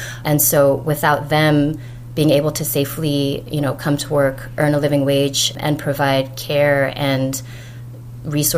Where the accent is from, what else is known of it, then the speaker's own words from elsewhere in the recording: Los Angeles, California, United States; moved away as an adult; also born or lived in Bay Area / New York; growing up in Los Angeles